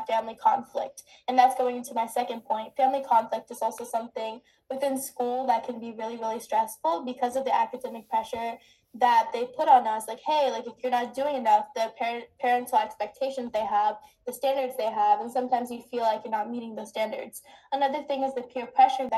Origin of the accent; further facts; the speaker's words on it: United States; I was born in America